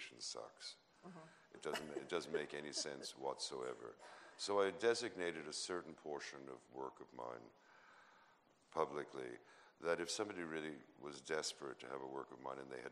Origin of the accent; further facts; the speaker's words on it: New York City, New York, United States; I was born into a culture in New York City